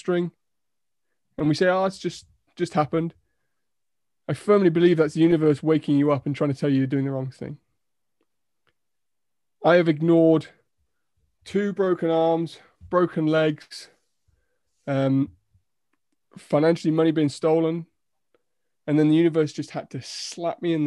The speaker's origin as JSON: {"language": "English", "country": "United Kingdom", "said": "we're so British sometimes"}